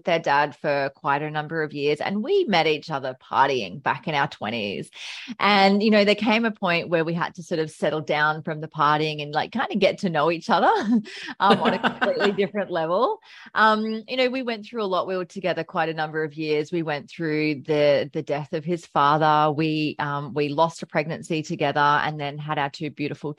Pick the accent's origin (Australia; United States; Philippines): Australia; Brisbane, Queensland; also born or lived in Melbourne; I was born in Melbourne. So moved up in 1992 when I was very young. So majority of my life I've been in Brisbane